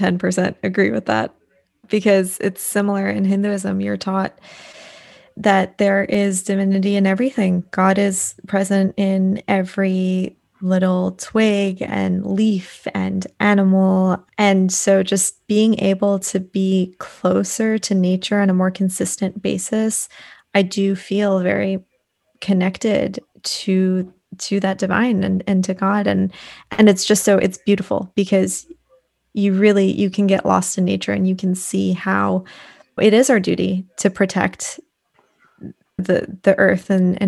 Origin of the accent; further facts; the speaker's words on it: East Coast, United States; I grew up on the East Coast and I was always hiking and close to mountains, but I just don't do well in cold weather.